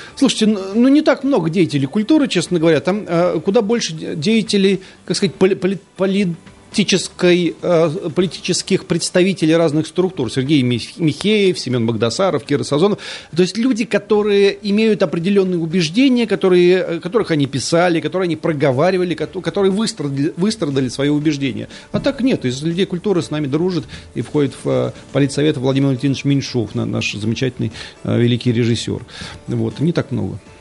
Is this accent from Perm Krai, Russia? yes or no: no; Lipetsk, Lipetsk Oblast, Russia; now in Nizhny Novgorod, Russia; Я вырос на реке Воронеж, вот там уже в Липецке, в Липецкой области выше